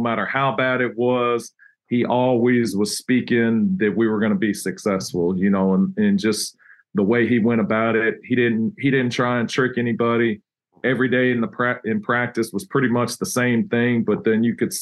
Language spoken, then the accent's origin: English; Texas, United States; moved away as an adult; now in Troy, United States; we grew up in Texas, and so we're Mexican food fans